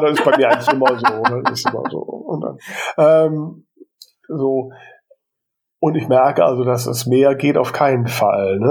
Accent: Krefeld, North Rhine-Westphalia, Germany; meinem Geburtsort

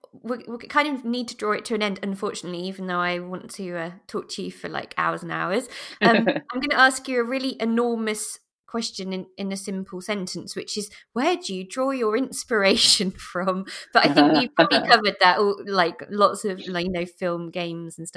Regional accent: Lincolnshire, East Midlands, United Kingdom; I grew up in Lincolnshire, so not that far away from Leicester

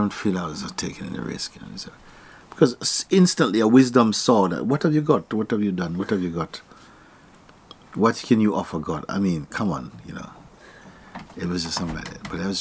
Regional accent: Jamaica; I was born in Jamaica

